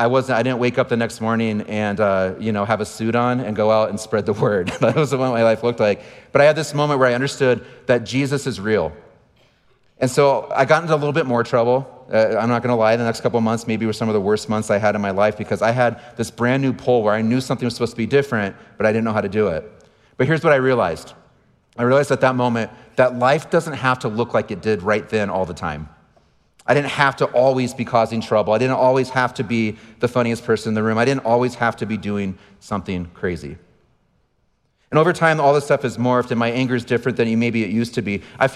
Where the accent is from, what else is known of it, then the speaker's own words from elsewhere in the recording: San Diego, California, United States; As a kid, I grew up in San Diego. And maybe you have some stereotypes of what people from San Diego are like, and I fit almost all of them, and that's okay.